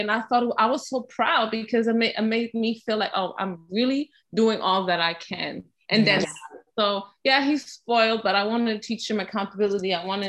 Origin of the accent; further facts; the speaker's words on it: Germany; moved away; So I was born and raised in Germany and grow up in a mixed culture of German and Ghanaian. So it's important to me that he has that too. I speak German to him